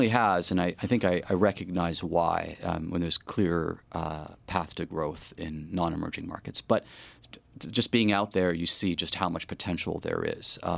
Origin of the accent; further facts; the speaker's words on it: Montreal, Quebec, Canada; But again, I'm from Montreal.